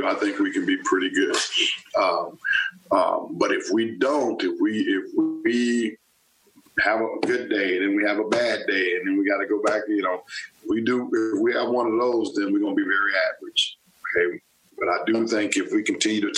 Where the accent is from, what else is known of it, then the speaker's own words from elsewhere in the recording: Texas, United States; also born or lived in Stillwater, Oklahoma / College Station, Texas / Tuscaloosa, Alabama / Evanston, Illinois; now in Manhattan, Kansas, United States; I'm from Texas originally and I have family that was around